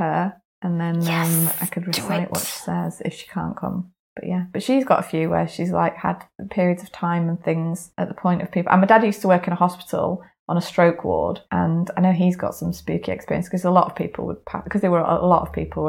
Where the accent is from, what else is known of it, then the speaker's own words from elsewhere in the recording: Bradford, Yorkshire and the Humber, United Kingdom; I was born in Bradford Royal Infirmary.